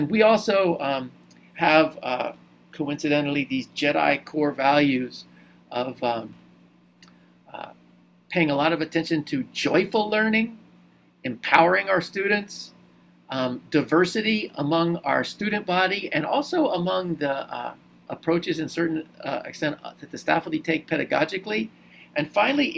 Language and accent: English; Wilmington, Delaware, United States; I went to an excellent Quaker school, Wilmington Friends School in Delaware, for most of my high school, for all of my high school, and starting in sixth grade, really, all the way through 12th